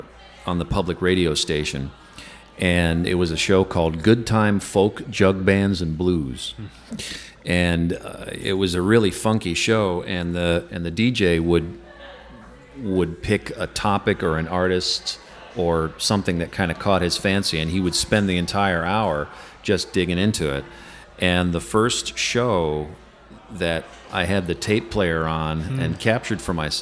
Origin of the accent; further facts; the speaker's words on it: upstate New York, United States; moved away as an adult; also born or lived in New Jersey; now in Chicago, United States; I'm originally from I was born in New Jersey, I guess, if you could admit that sort of thing. But I grew up in upstate New York, and that's where I started playing and really getting interested in music.